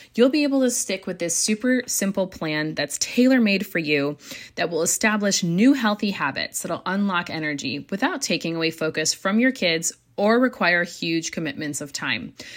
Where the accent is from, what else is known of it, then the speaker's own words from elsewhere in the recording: United States; moved away; we brought our entire family here to the United States. So I'm coming to you as a new mom of two little boys and in a new country, in my home country.